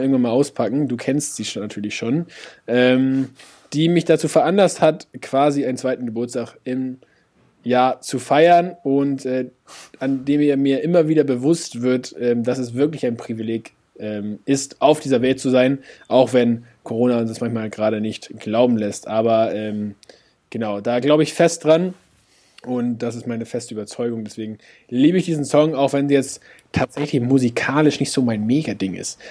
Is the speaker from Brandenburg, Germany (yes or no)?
no; Hamburg, Germany; als Hamburger